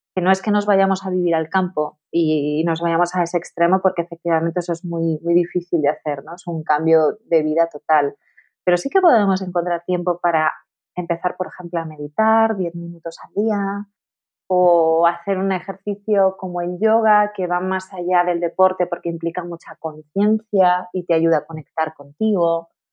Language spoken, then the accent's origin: Spanish; Tenerife, Canary Islands, Spain; moved away; also born or lived in Madrid; me mudé a Madrid porque yo soy de Tenerife